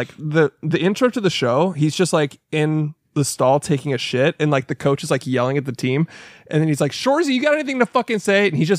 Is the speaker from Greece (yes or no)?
no; Canada; the Canadian accent. It's like I grew up knowing all the people like